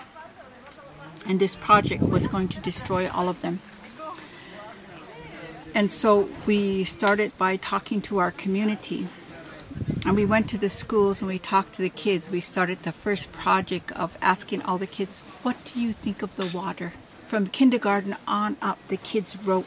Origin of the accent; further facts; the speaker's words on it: Cannonball River, North Dakota, United States; I am an enrolled member of the Standing Rock Sioux Tribe. I am Ihungtua, Pabiska, and Sisitan Dakota. I am Hunkpapa, Sihasapa, and Oguala Lakota. And I am from the Cannonball River